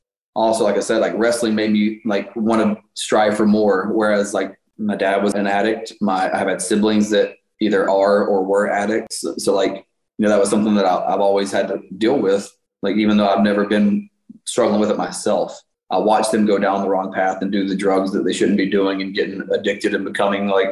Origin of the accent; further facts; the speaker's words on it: Toronto, Ontario, Canada; You're going to my hometown